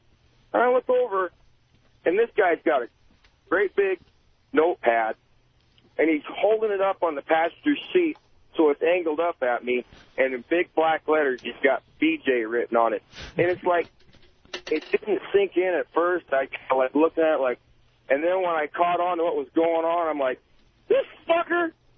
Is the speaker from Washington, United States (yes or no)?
no; Montana, United States; And I'm from Montana, and this happened where I grew up.